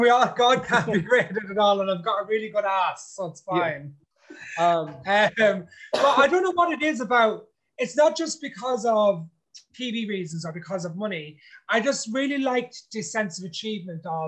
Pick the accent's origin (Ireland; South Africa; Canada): Ireland; I'm an Irishman, if you know what I mean, but I grew up in an ethnic community called Irish Travelers